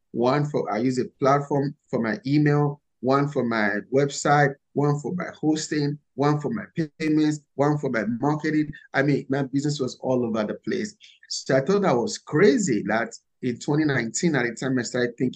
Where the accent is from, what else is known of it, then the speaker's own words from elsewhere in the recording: Nigeria; English is a second language; moved away as an adult; now in United States; So, first, I came from Nigeria a few years ago with only $100 and a suitcase of clothes. I came to America in search of the American dream.